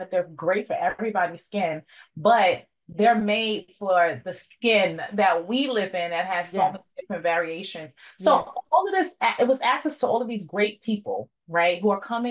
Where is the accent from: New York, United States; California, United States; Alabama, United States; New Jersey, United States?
New York, United States; I'm from New York.